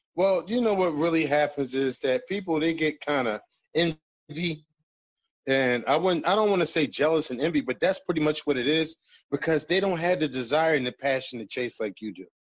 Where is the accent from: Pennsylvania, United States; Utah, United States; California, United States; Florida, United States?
Pennsylvania, United States; Philadelphia; I'm from West Philly